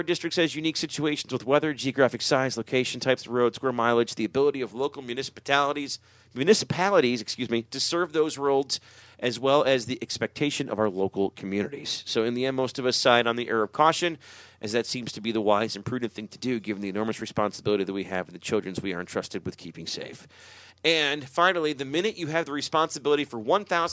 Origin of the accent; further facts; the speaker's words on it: Chicago, Illinois, United States; moved away; I grew up in Chicago